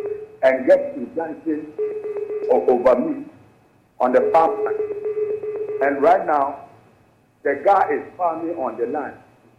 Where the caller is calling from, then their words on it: Ghana; I'm calling from Santimampong.